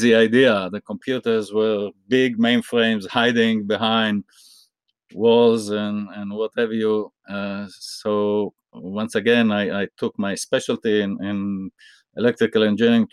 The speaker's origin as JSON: {"language": "English", "country": "Israel", "tie": "born or raised there", "said": "I grew up in Israel"}